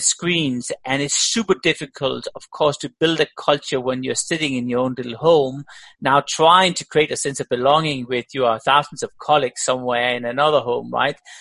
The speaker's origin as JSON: {"language": "English", "country": "Denmark", "tie": "born or raised there", "also_born_or_lived": "Australia", "moved": "yes", "lives_now": "Switzerland", "said": "I'm born in Denmark"}